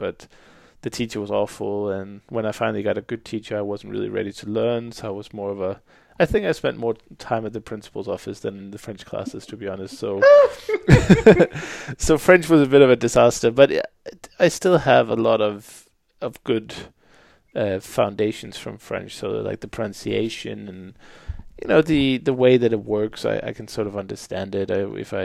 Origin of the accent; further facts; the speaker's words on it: Denmark; first language Danish; English is a second language; moved away as an adult; also born or lived in Bucharest, Romania; I was born in Denmark many, many years ago, and I obviously had Danish as the first language